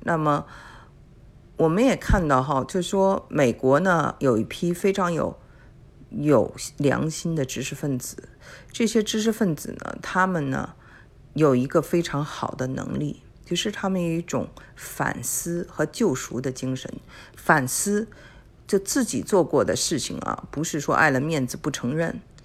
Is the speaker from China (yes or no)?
yes; China; now in Houston, United States; 他们跟我们中国人长得很像